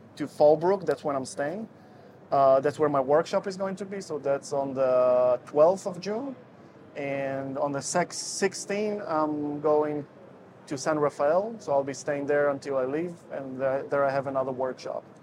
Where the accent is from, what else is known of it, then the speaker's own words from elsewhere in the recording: Israel; moved away as an adult; also born or lived in Russia; now in Netherlands; I'm originally from Israel. Well, the story goes this way. So, I was born in Russia. Then, my parents moved to Israel when I was five years old. And uh, when I was 19, I moved to the Netherlands